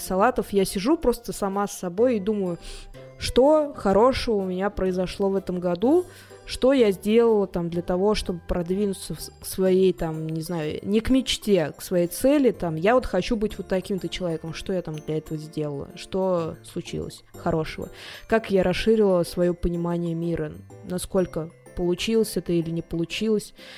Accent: Tolyatti, Samara Oblast, Russia; я просто человек из Тольятти

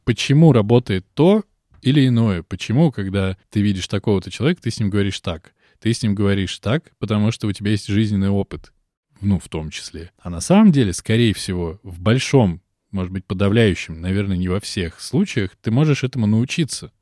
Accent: Moscow, Russia; Я москвич

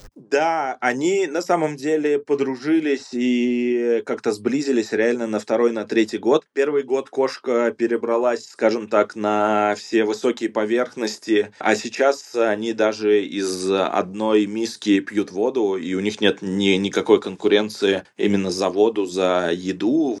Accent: Saratov, Saratov Oblast, Russia; moved away; я сам из Саратова

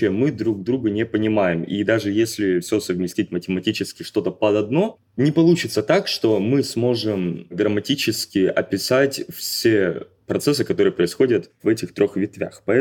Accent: Khabarovsk, Khabarovsk Krai, Russia; moved away as an adult; now in Kazan, Russia; Из Хабаровска.

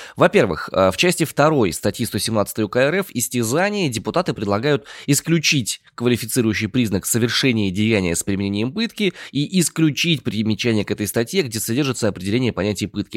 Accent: Omsk, Omsk Oblast, Russia; я родом из Омска

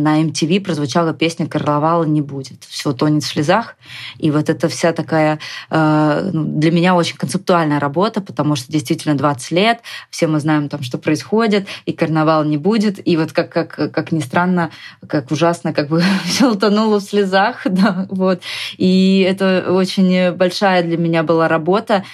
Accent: Moscow, Russia; moved away as an adult; also born or lived in Saint Petersburg; То есть mm я изначально отсюда

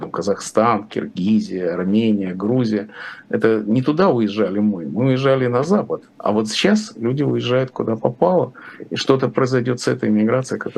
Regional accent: Riga, Latvia; Там очень много русскоязычных, и очень много моих друзей, конечно, там. Я же из Риги.

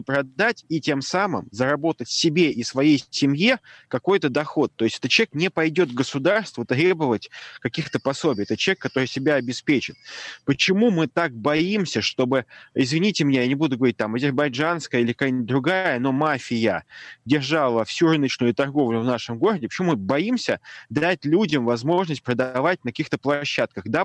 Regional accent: Saint Petersburg, Russia; но я вот вырос на Гончарной улице. Это самый центр города.

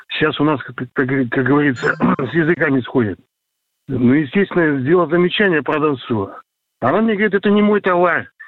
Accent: Saint Petersburg, Russia; Сейчас на данный момент нахожусь в родном городе Петербург

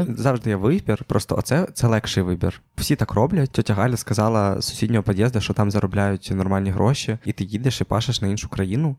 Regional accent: Ukraine; я ідентифікую себе точно як українець

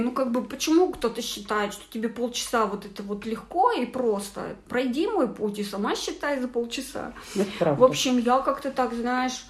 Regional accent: Kazakhstan; moved away; я много лет не была у себя на родине

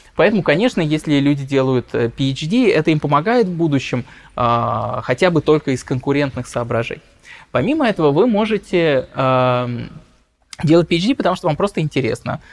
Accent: Russia; moved away; also born or lived in London; я из России

